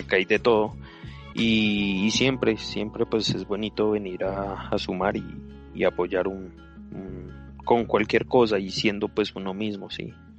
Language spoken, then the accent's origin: Spanish; Colombia; somos latinos, somos colombianos